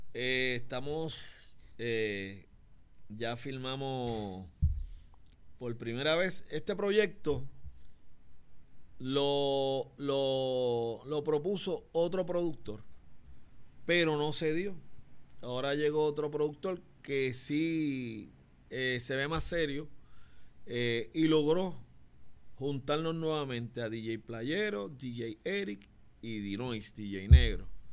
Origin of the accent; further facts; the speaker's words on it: San Juan, Puerto Rico; also born or lived in Barrio Obrero / Las Margaritas; Yo soy del bar, de La Perla, me mudé al barrio obrero, jangué en las Margaritas, corrí todos los caseríos